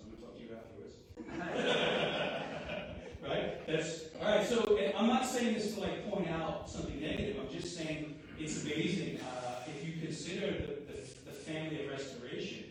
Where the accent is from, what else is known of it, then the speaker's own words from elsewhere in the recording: New York, United States; moved away; also born or lived in New Orleans; being a New Yorker